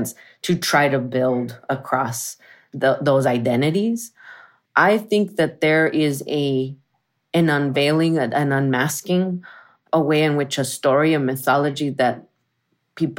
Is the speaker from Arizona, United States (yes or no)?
yes; Arizona, United States; moved away as an adult; also born or lived in San Francisco Bay Area; I'm from Arizona, Southwest. I'm from a barrio that is Mexican, Chicano, and Yaqui